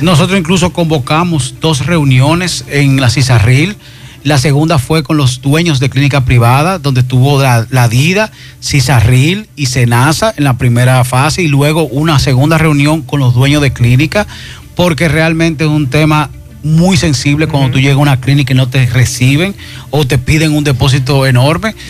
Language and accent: Spanish; Dominican Republic; nuestra identidad como dominicano